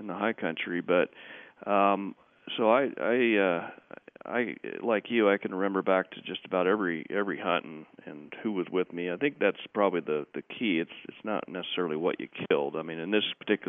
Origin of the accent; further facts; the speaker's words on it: Oregon, United States; moved away as an adult; also born or lived in Arizona / Colorado; I grew up here in Oregon